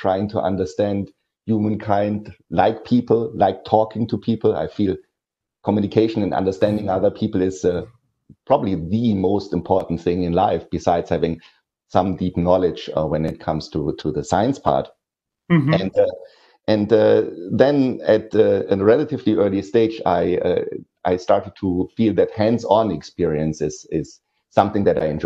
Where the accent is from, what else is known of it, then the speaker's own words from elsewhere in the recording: Ruhr area, western Germany, North Rhine-Westphalia, Germany; English is a second language; moved away; also born or lived in Aachen, Germany; It's in this steel production and coal mining area where I grew up